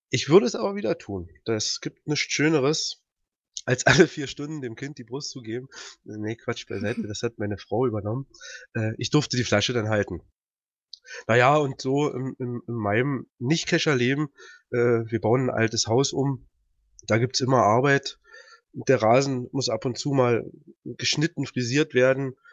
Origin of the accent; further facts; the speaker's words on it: Peitz, Brandenburg, Germany; Äh, bin aus Peitz, aus Brandenburg, da wo der Karpfen herkommt.